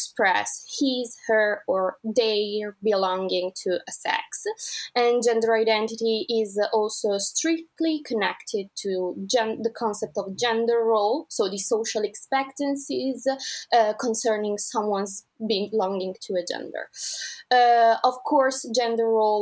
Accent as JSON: {"language": "English", "town": "Milan", "region": "Lombardy", "country": "Italy", "said": "I come from Italy, precisely Milan"}